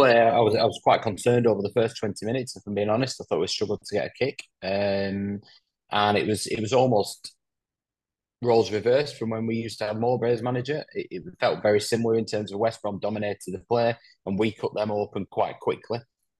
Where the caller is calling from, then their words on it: Spain; In sunny Spain at the moment.